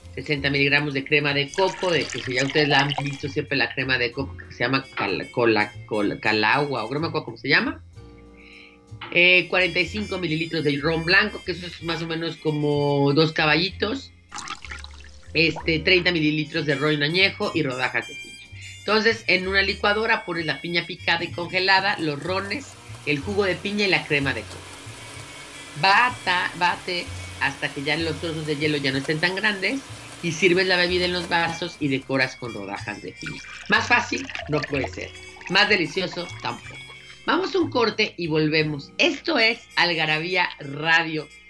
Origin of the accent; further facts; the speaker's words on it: Mexico City, Mexico; Los dos somos chilangos, nosotros vivimos en la Ciudad de México